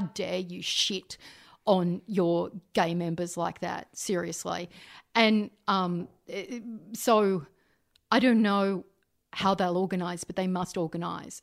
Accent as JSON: {"language": "English", "town": "Canberra", "region": "Australian Capital Territory", "country": "Australia", "tie": "born or raised there", "said": "I grew up in Canberra"}